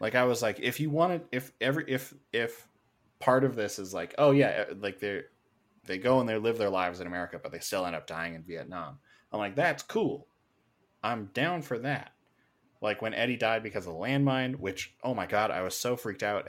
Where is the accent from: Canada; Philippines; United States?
Canada; being Canadian, we don't really focus on American history.